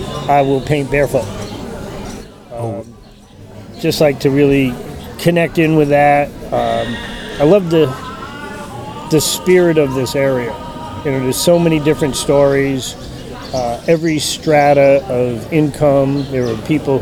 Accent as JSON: {"language": "English", "town": "Hicksville", "region": "New York", "country": "United States", "said": "my home state of New York"}